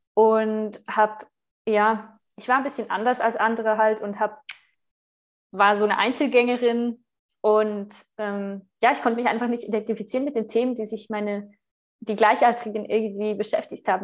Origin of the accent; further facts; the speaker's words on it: Switzerland; accent: Swiss; moved away as an adult; ich bin Schweizerin